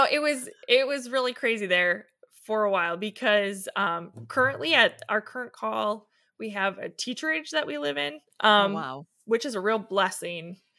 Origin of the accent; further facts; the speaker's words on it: Milwaukee, Wisconsin, United States; moved away as an adult; now in Chesaning, United States; Well, I grew up in the Milwaukee area, and I went to Martin Luther College for college and met my husband out there.